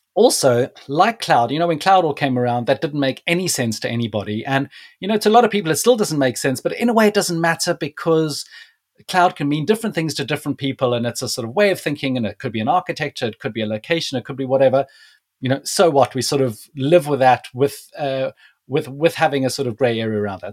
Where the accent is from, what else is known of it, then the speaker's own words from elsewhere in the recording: South Africa; moved away; I'm originally from South Africa